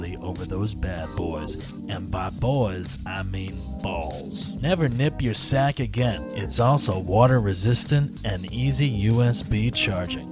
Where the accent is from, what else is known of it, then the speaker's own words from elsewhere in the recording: New Jersey, United States; I'm from Jersey